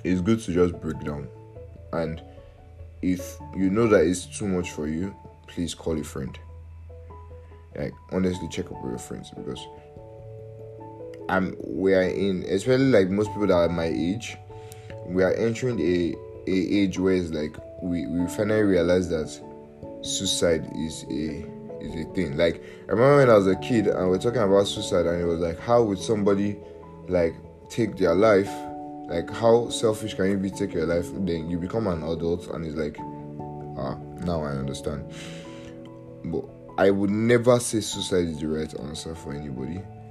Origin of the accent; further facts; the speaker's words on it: Nigeria; I'm Nigerian